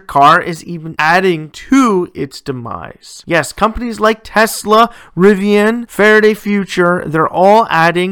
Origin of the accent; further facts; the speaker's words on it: Ontario, Canada; my home province of Ontario